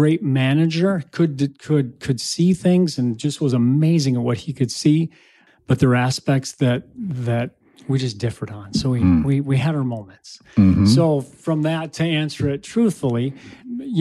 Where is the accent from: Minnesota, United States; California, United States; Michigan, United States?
Minnesota, United States; Shakopee; grew up in Shakopee, Minnesota